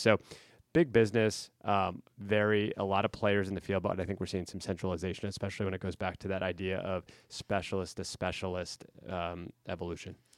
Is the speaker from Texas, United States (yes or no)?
no; central Pennsylvania, United States; my hometown in central P